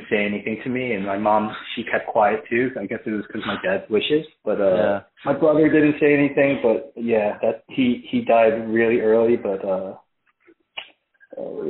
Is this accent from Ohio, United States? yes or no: no; Philadelphia, Pennsylvania, United States; also born or lived in Cheltenham, Pennsylvania; I am born and raised in Philly. I grew up in Northeast Philadelphia